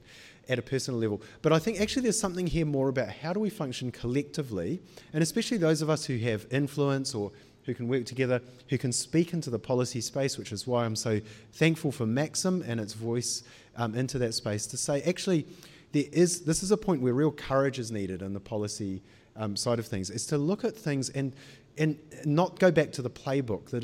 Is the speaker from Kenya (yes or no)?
no; Auckland, New Zealand; moved away as an adult; also born or lived in United Kingdom; I grew up in Panmure